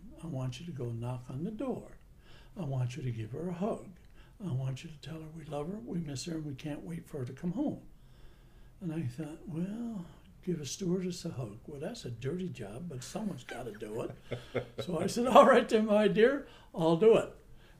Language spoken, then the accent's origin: English; Gander, Newfoundland and Labrador, Canada; I'm a little bit different in a lot of ways because I grew up in Gander and I was influenced by the international flights and we had a military base and everything else. So my language is a little bit more mainlandish than it is Newf.